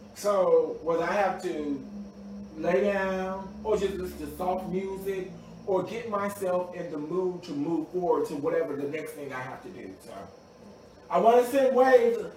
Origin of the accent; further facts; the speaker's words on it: Mississippi, United States; also born or lived in Washington, D.C.; now in Maryland, United States; I'm originally from Mississippi.